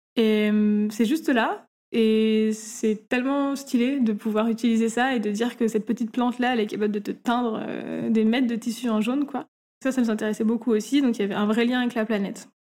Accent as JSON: {"language": "French", "town": "Grenoble", "region": "Auvergne-Rhône-Alpes", "country": "France", "also_born_or_lived": "Paris", "moved": "as an adult", "lives_now": "Marseille, France", "said": "D'origine, on est grenobloise"}